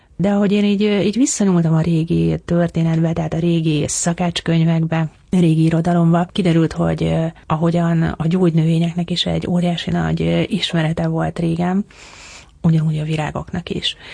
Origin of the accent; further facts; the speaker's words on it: Budapest, Hungary; Én ahol felnőttem, ott, ott kertészetek voltak